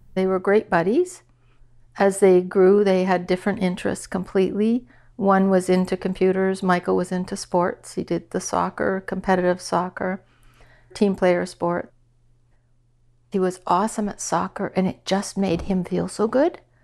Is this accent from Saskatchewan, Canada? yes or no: yes; Saskatchewan, Canada; moved away as an adult; also born or lived in Regina / Toronto / Ottawa; I grew up in Saskatchewan, small town of a hundred people